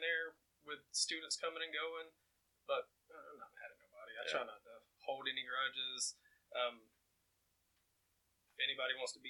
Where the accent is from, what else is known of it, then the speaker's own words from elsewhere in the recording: Oakman, Alabama, United States; also born or lived in Mississippi; I grew up in the South, Mississippi, Alabama, the Bible Belt. I mean, Oakman has 900 people and like 17 churches, one red light.